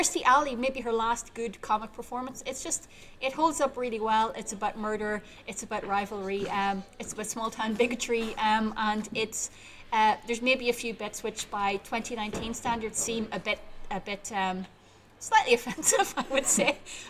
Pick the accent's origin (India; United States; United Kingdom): United Kingdom; South Armagh, Northern Ireland; because I'm from South Armagh, which is the Minnesota, the Minnesota of Northern Ireland.